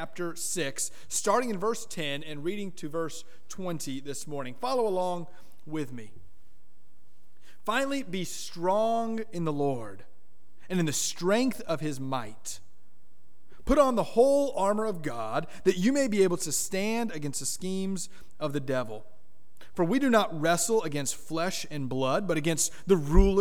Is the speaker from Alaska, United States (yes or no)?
no; Miami, Florida, United States; I grew up in South Florida, Miami, Florida